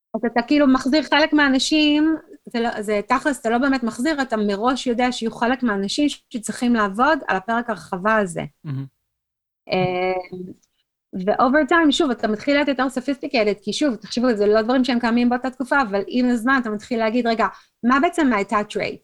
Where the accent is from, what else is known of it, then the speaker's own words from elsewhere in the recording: Israel; moved away as an adult; now in United States; בתור ישראלית